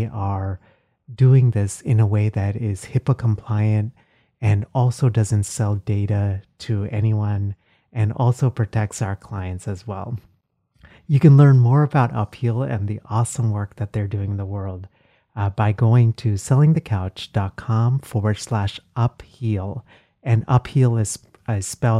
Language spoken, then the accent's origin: English; Texas, United States; Growing up in Texas